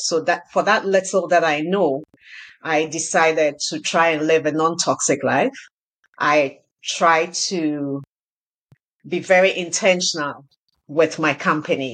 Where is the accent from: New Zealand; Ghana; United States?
Ghana; now in Canada; I grew up in Ghana